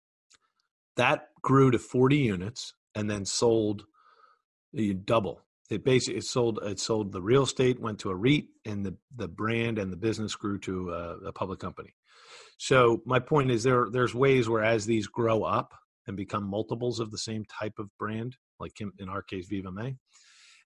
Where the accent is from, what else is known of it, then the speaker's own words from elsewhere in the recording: Philadelphia, Pennsylvania, United States; I grew up in Philadelphia.